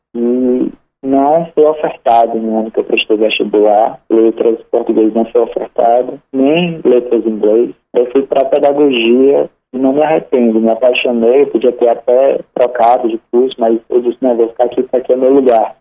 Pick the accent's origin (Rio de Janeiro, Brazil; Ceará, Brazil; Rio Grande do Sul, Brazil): Ceará, Brazil; Sobral; Eu sou de Sobral, né? Sou filho de Sobral. Sobral é minha terra amada, sempre vai ser